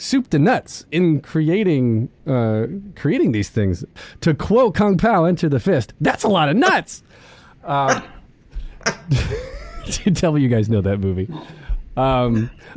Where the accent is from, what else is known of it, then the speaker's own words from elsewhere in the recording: New York City, New York, United States; as New Yorkers, you know, we know I'm getting my accent already